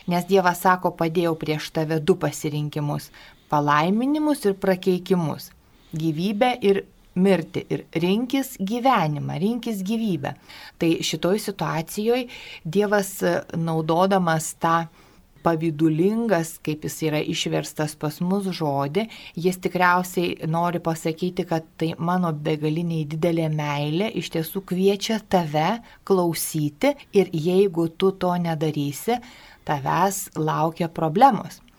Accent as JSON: {"language": "Lithuanian", "country": "Lithuania", "said": "mes lietuviai"}